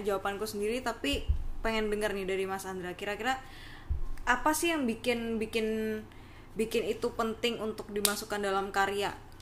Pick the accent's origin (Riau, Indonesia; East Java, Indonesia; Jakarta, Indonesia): East Java, Indonesia; Surabaya; aku kan asal dari Surabaya